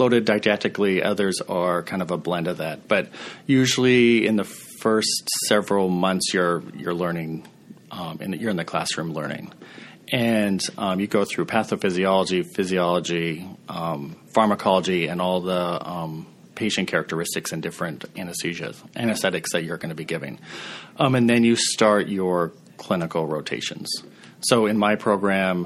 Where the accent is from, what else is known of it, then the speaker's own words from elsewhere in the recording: Montana, United States; I grew up in Montana. My mom is a nurse in rural Montana.